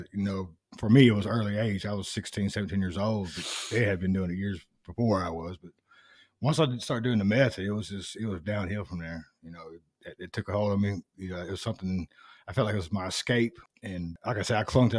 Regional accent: North Little Rock, Arkansas, United States; I was from Lakewood

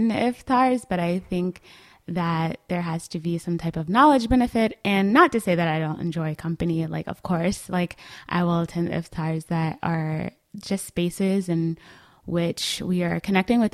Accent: Atlanta, Georgia, United States; I live, you know, around the corner from my hometown masjid

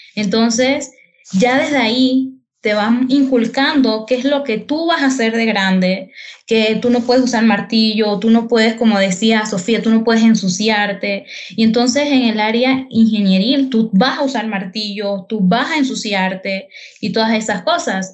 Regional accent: Herrera, Panama; específicamente en Herrera, yo soy de Herrera

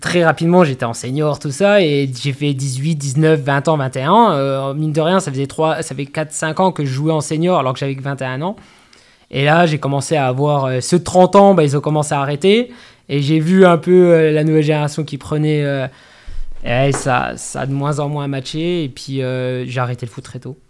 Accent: Corcieux, Grand Est, France; moved away as an adult; now in Saulcy-sur-Meurthe, France; j'ai passé toute mon enfance à Corsieux

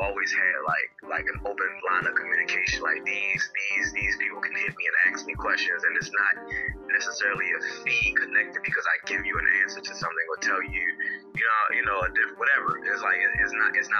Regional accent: Baltimore, Maryland, United States; Baltimore, Maryland is where I was born and raised.

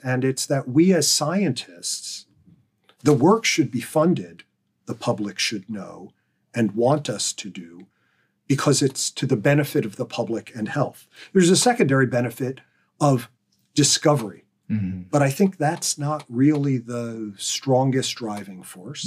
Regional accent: Pennsylvania, United States; growing up in Pennsylvania

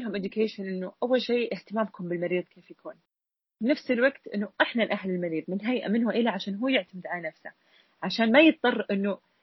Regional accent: Saudi Arabia; عندنا بالسعودية

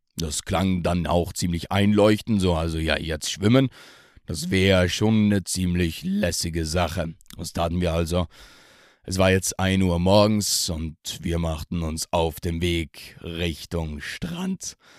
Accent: South Tyrol, Trentino-Alto Adige, Italy; aus meiner Heimat, aus dem wunderschönen Südtirol

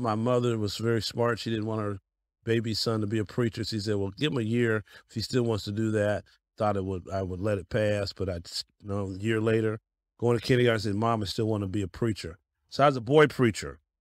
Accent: Denver, Colorado, United States; now in Cleveland, United States; I'm born and raised in Denver, Colorado

